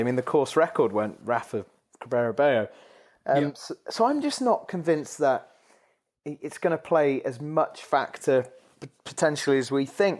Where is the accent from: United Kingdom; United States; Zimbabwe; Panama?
United Kingdom; the Northwest, North West England; I grew up in the Northwest